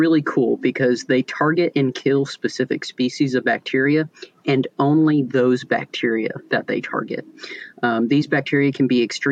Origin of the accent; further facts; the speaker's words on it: Newnan, Georgia, United States; I grew up in Noonan, Georgia, which is a small town about 45 minutes south of Atlanta